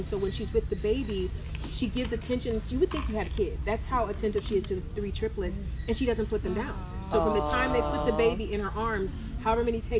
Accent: East Cleveland, Ohio, United States; moved away; I am a kid from East Cleveland.

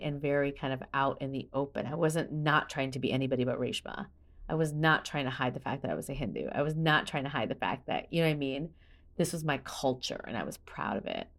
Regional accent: Midwest, United States; I grew up in America in the eighties

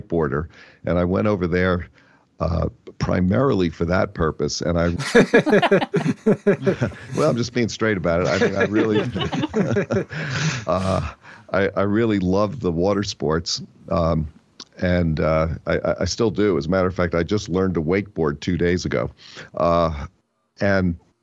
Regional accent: New Jersey, United States; I grew up in New Jersey

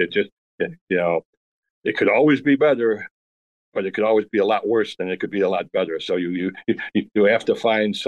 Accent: Chicago, Illinois, United States; born or raised there

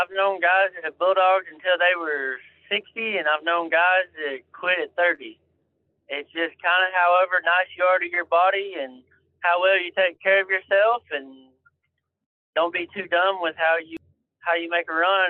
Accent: Texas, United States; I'm from Texas.

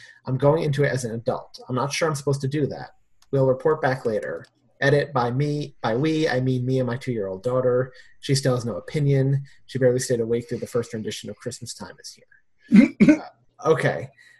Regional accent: United Kingdom; I can only put this down to being British, and it's just not a thing here. We don't get it shown here, or at least I never see it shown on any channels.

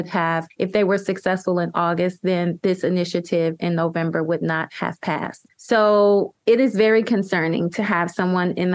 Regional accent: Ohio, United States; I'm from Ohio.

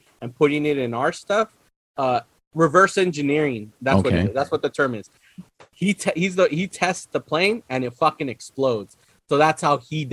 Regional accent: California, United States; a Californian

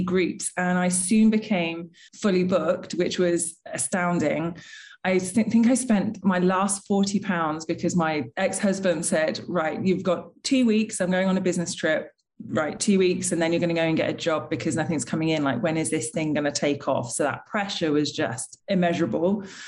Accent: United Kingdom; being British

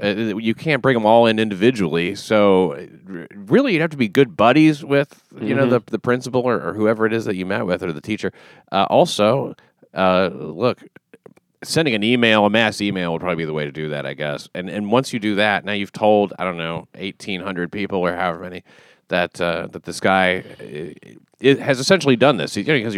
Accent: Scotland, United Kingdom; Oh, Scotland.

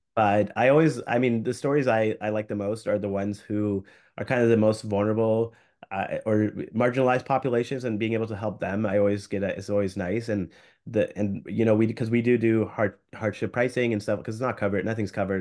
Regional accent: Canada; as a Canadian physician

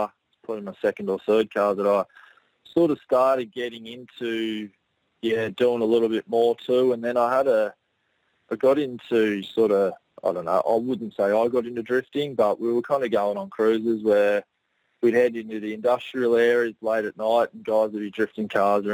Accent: Gold Coast, Queensland, Australia; also born or lived in Brisbane; on the Gold Coast, mate. Been here for pretty much born and bred. I'm from Brisbane originally when I was a kid, and parents moved down this way when I was young and when my brother was young. So pretty much, yeah, grew up here, went to school here, and lived here ever since.

